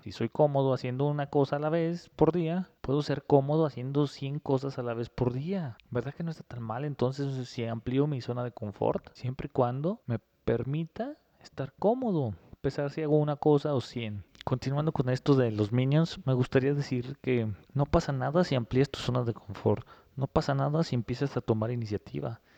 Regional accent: Mexico; somos nosotros los mexicanos

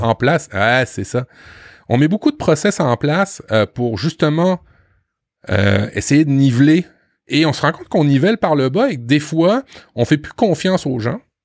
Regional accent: France; chez nous en France

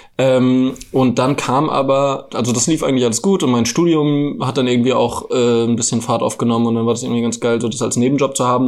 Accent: Frankfurt am Main, Hesse, Germany; moved away as an adult; now in Berlin, Germany; Ich komme ja eigentlich aus Frankfurt am Main

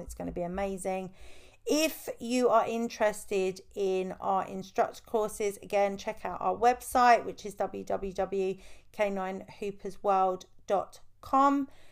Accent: United Kingdom; I am British

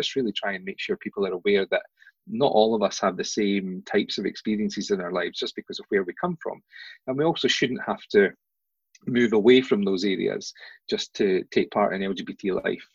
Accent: Fife, Scotland, United Kingdom; We had previous experience of growing up in Fife

